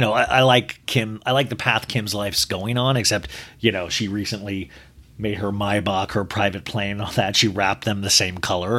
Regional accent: Olathe, Kansas, United States; growing up in Olathe, Kansas

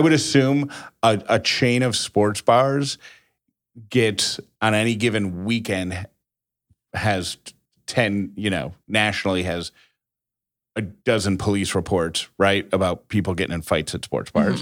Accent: Syracuse, New York, United States; moved away; I grew up in Syracuse

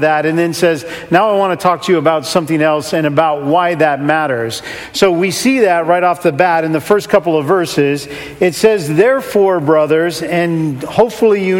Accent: California, United States; now in Seattle, United States; I'm originally from California and grew up in the warmth and the sun and up in Seattle

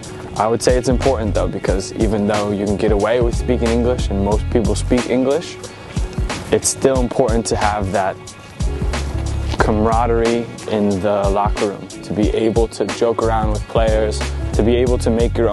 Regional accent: Monroe, New York, United States; moved away as an adult; now in Hamburg, Germany; I'm from Monroe, New York, about an hour north of New York City

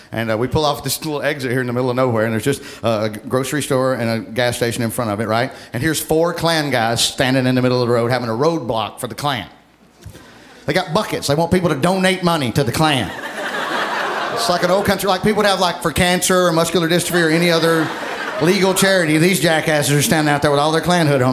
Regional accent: Alabama, United States; moved away

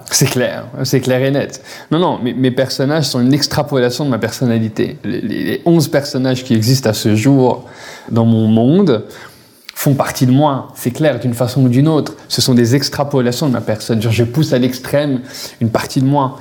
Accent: Paris, Île-de-France, France; moved away as an adult; now in Quebec, Canada; je viens de Paris

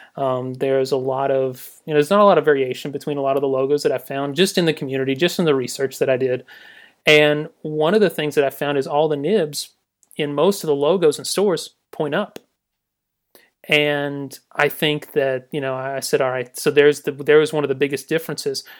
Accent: Newnan, Georgia, United States; I'm from Noonan, Georgia. I, uh, you know, born and raised

